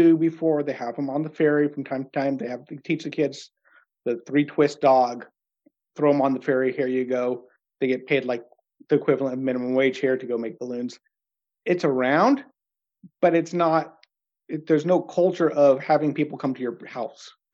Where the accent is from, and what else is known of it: United States; moved away as an adult; now in Norway